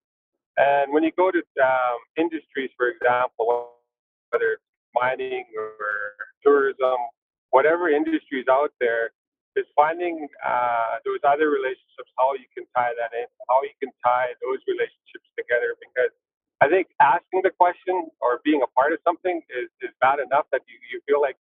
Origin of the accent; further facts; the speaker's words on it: Bonaparte, British Columbia, Canada; We're unique too, where I grew up in Bonaparte